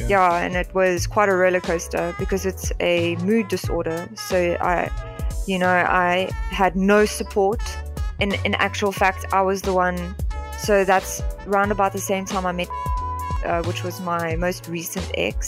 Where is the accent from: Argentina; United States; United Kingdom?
United Kingdom; England; Because I'm white and because I'm English, it's more not racism against other white people